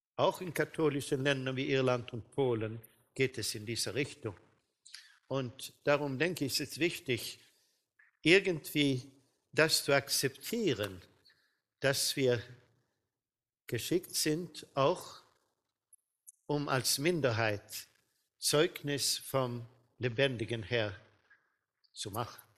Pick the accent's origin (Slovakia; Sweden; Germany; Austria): Sweden; bei uns in Schweden